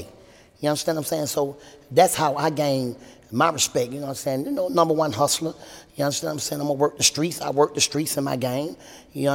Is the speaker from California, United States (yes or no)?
no; Atlanta, Georgia, United States; growing up in the South was great